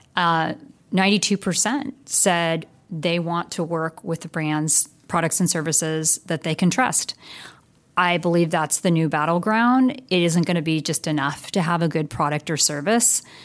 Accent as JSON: {"language": "English", "area": "Bay Area", "region": "California", "country": "United States", "said": "I was originally from the Bay Area. And so being a, a Bay Area gal, I made my way back to the Bay Area"}